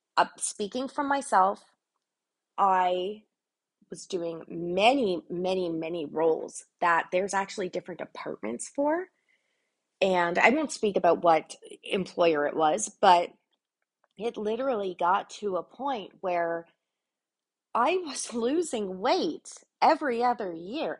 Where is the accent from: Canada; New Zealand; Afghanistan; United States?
Canada; I'm Canadian